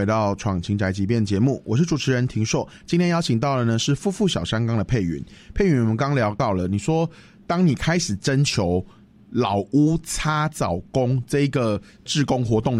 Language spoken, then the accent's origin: Chinese; Taiwan; 我们都是台湾人呐，其实我们都可以为了保留某一块地方，或是能够让一块地方成为他自己而感到兴奋。